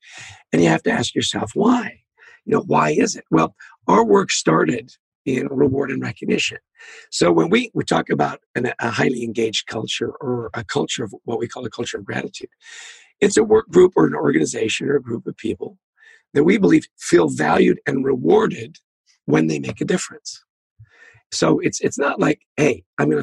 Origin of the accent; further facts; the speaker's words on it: Canada; I grew up in Canada